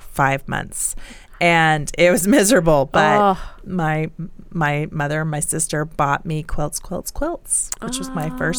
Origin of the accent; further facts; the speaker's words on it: New Jersey, United States; moved away as an adult; also born or lived in Boston / Chicago; now in Colorado, United States; So I grew up in New Jersey.